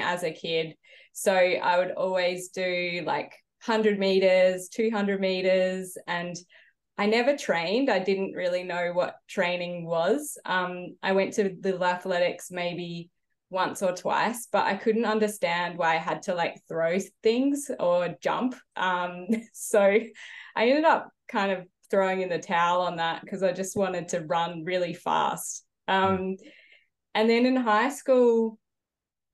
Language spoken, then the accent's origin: English; Adelaide, South Australia, Australia; I grew up in Adelaide